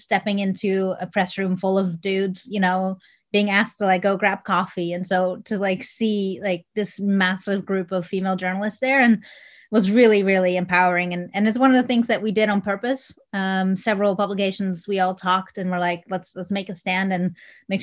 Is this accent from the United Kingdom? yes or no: no; Netherlands; English is a second language; moved away; I'm originally from Holland. That's where the accent's from